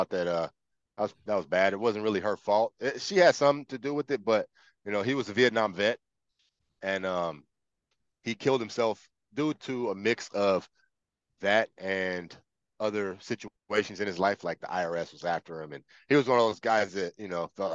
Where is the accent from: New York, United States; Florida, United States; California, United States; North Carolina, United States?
California, United States; Los Angeles; also born or lived in Palmdale, California; I was born in Los Angeles at the USC Medical Center. I grew up in South Central, South LA for about half of my life. And then my family moved to, it was my mom and my stepdad, moved to Palmdale